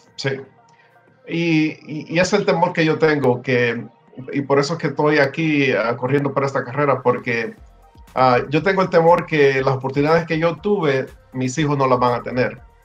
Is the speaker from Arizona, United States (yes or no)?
no; Homestead, Florida, United States; also born or lived in El Salvador; now in Miami, United States; nosotros llegamos aquí en, Miami, bueno, en Homestead. Yo, yo viví, yo, yo me crié en Homestead